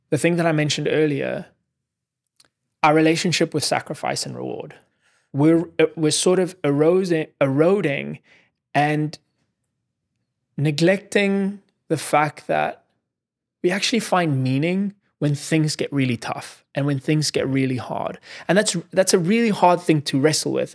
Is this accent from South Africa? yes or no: yes; South Africa; moved away as an adult; now in New York City, United States; I grew up in South Africa